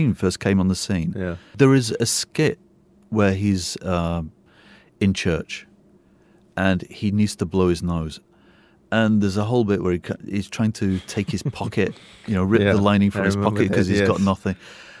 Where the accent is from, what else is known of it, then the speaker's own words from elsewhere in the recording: England, United Kingdom; now in Singapore; Me being English